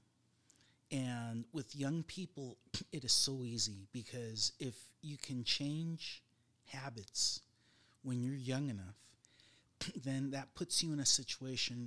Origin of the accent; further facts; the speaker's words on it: Southern California, United States; I'm from Southern California